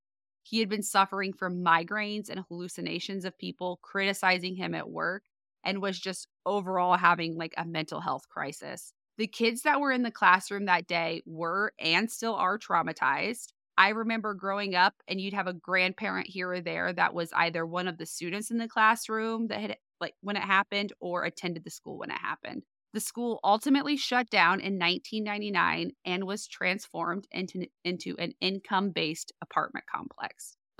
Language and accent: English; Indiana, United States; because I moved to Blackford in 2004 from Marion, Indiana, and it's like triple the size, at least, of what Blackford, the whole county is. So to me, it's still that little safe town that I grew up in.